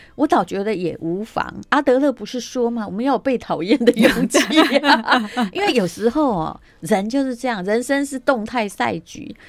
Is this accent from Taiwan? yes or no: yes; Taiwan; 身为台湾人